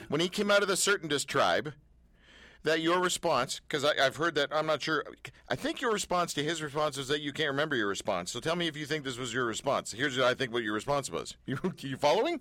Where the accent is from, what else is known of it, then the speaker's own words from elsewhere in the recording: Canada; We're Canadian